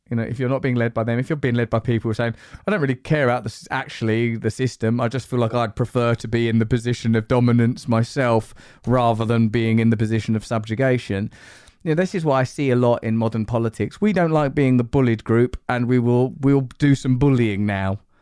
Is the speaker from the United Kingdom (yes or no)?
yes; United Kingdom; being British